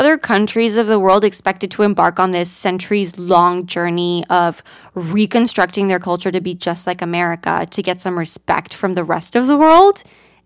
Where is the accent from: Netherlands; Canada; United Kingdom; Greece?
Greece; now in United States; I grew up in Greece, a country universally adored for its rich Mediterranean culture and natural beauty